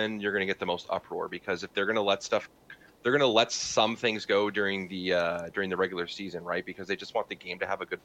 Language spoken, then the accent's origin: English; Canada; From our perspective as like Canadian watchers